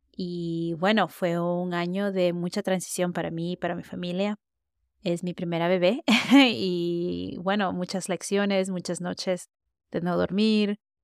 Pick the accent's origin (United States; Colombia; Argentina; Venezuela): United States; yo crecí en Estados Unidos, hablo español, no diría que lo hago perfecto